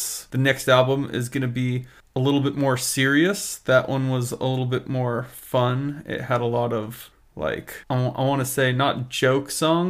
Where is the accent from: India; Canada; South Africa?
Canada; Listen, I'm from Canada.